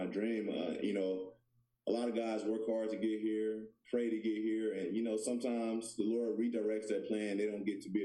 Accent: Georgia, United States; moved away as an adult; also born or lived in Memphis, Tennessee / Connecticut / California; now in Arizona, United States; I was born in Memphis, Tennessee. I was raised there until about seven. Then my family moved to Georgia.

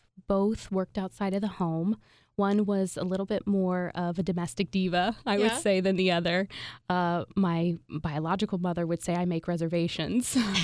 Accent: Indiana, United States; also born or lived in San Francisco / Atlanta; now in Philadelphia, United States; Hoosier through and through.

